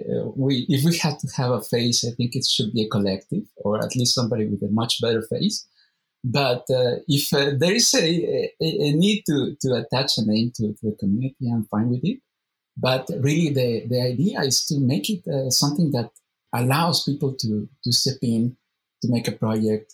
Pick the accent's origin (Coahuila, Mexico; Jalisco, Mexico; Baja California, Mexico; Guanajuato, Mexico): Jalisco, Mexico; Guadalajara; ITESO, which is in Guadalajara, my hometown